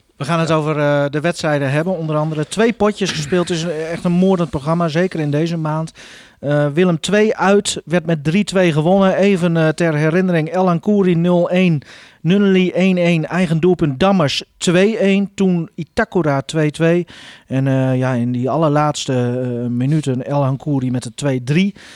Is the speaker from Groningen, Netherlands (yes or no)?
yes; Groningen, Netherlands; wij als Groningers